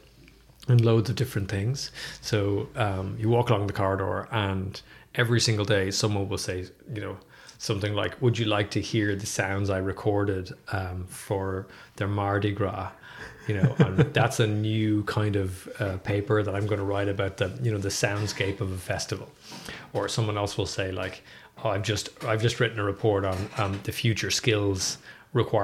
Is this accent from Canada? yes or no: no; Dublin, Leinster, Ireland; moved away as an adult; also born or lived in Galway / New York; now in Limerick, Ireland; I'm from Dublin, and I went to Trinity College